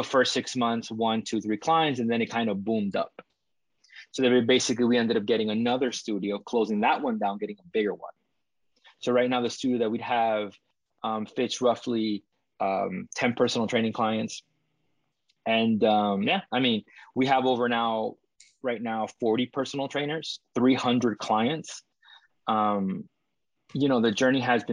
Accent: Dominican Republic; now in Toronto, Canada; I come from the Dominican Republic

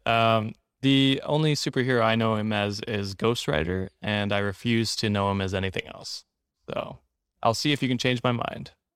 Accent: Canada; as a Canadian

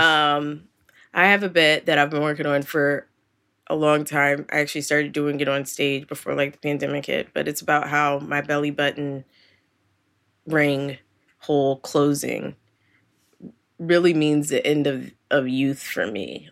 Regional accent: Philadelphia, Pennsylvania, United States; that's my hometown

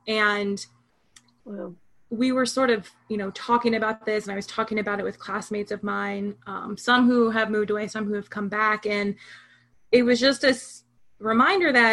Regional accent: Hudson, Ohio, United States; moved away as an adult; now in Lakewood, United States; I grew up in Hudson

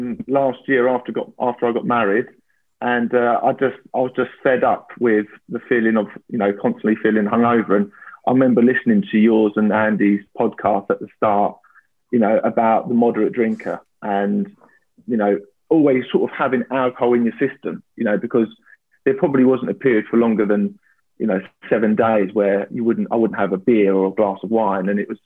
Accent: London, United Kingdom; I'm 32 years old now. I grew up in North London and have worked in the city for the last 7 years.

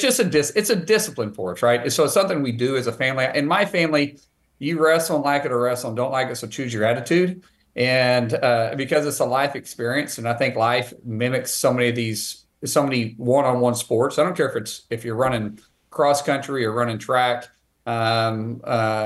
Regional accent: Eastern Oklahoma, United States; growing up here in Indian country, being Cherokee

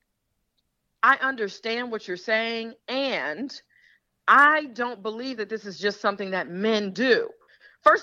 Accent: Detroit, Michigan, United States; I'm from Detroit

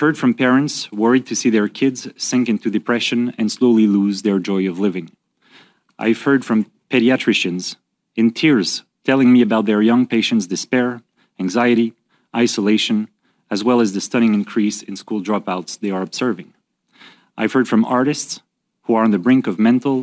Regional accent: Quebec City, Quebec, Canada; my hometown of Quebec City

